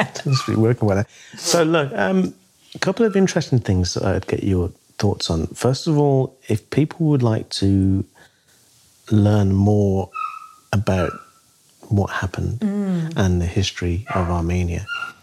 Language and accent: English; New Zealand; As a New Zealander, what can we do to encourage the government to do the right thing?